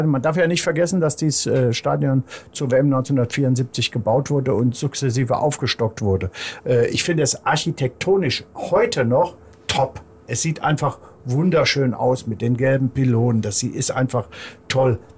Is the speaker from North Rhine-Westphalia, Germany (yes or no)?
yes; North Rhine-Westphalia, Germany; Er gehört auch noch zu Nordrhein-Westfalen, ist meine Heimat.